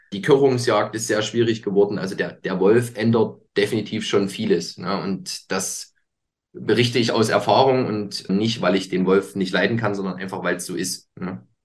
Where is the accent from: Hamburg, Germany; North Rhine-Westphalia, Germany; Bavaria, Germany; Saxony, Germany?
Saxony, Germany; near Leipzig, Northern; ich komme aus Sachsen, speziell aus Nordsachsen. Genau, also Nähe, sage ich mal, Leipzig